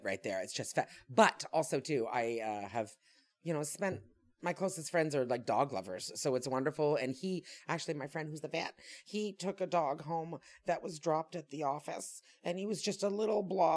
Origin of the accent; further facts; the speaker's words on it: Quebec, Canada; I was born in Quebec